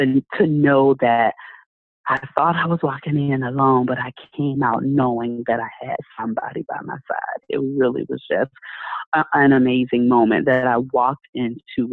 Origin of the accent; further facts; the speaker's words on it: Tampa, Florida, United States; moved away as an adult; now in Orlando, United States; I left my home city. So I'm from Tampa. And I moved over here to Orlando